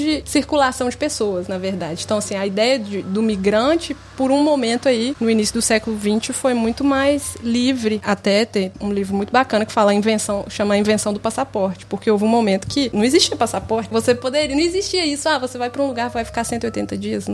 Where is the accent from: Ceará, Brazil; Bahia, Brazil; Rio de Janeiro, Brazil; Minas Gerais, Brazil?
Minas Gerais, Brazil; Sete Lagoas; moved away as an adult; also born or lived in Belo Horizonte; now in The Hague, Netherlands; Mas originalmente vinda de Sete Lagoas, morando há cinco anos em Haia, na Holanda.